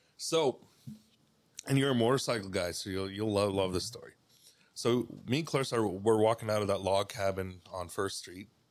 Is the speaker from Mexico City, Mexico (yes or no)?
no; Cuauhtémoc, Chihuahua, Mexico; also born or lived in Burlington, Ontario, Canada; now in Canada; I grew up in Mexico. Yeah, Chihuahua.